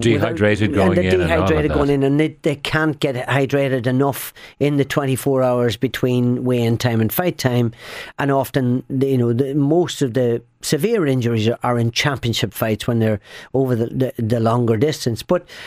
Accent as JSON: {"language": "English", "country": "Ireland", "said": "And I'm an Irishman, very proud of my Irish heritage."}